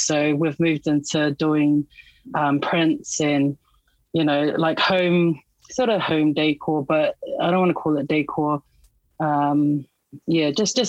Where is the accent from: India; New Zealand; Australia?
New Zealand; Auckland; Born and raised in Auckland, New Zealand, West Auckland, out Massey